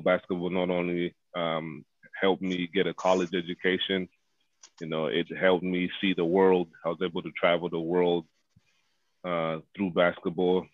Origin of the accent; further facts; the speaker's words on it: Zambia; born and raised in Zambia where soccer, you know, is primarily the number one sport